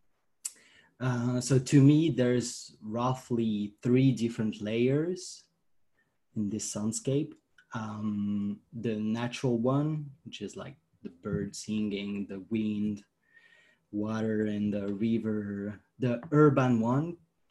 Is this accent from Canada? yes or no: no; France; I'm from France.